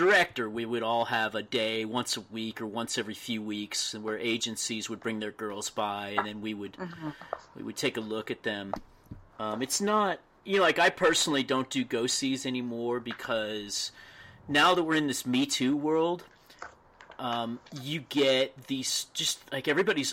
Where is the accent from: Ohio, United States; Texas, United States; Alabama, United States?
Texas, United States; I grew up in Texas.